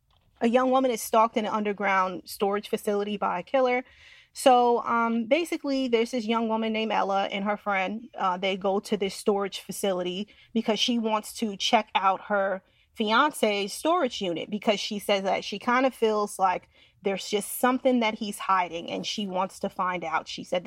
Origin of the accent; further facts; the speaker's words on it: Westchester, New York, United States; I'm from Westchester.